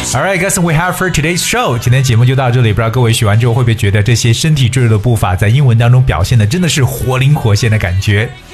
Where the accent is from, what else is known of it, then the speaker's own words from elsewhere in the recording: China; 我们中国人常讲的游泳圈